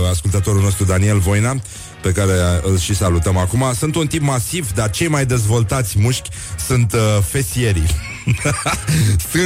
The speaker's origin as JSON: {"language": "Romanian", "town": "Turda", "region": "Cluj County", "country": "Romania", "accent": "Transylvanian", "said": "eu sunt veșnicul puștan din Turda cu accent ardelenesc, care face artă din pasiune și căruia îi place să dăruiască fericire celor din jur."}